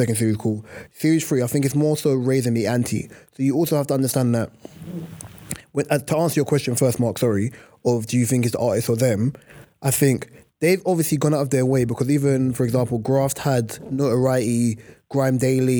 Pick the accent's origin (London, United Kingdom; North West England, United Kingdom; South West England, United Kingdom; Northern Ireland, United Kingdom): North West England, United Kingdom; Manchester; I'm from Manchester, I'm from Manny.